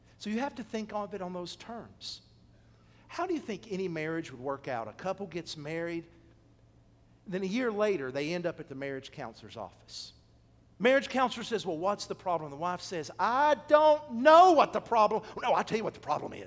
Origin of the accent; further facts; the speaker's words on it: Athens, United States; My hometown of Athens